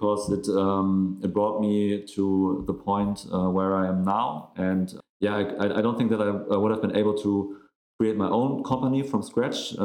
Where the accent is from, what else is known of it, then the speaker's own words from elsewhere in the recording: Hamburg, Germany; we are both from Hamburg